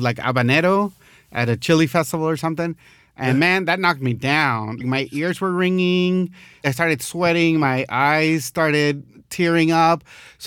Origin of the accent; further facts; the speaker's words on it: El Paso, Texas, United States; moved away; I grew up in El Paso and traveled throughout New Mexico